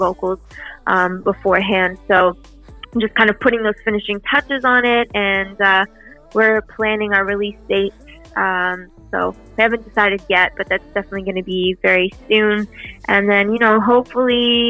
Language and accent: English; Ottawa, Ontario, Canada; moved away as an adult; now in Toronto, Canada; growing up in Ottawa